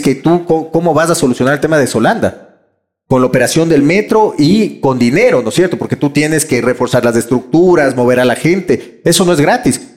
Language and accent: Spanish; Quito, Pichincha, Ecuador; nos va a dar a los quiteños un sentido de pertenencia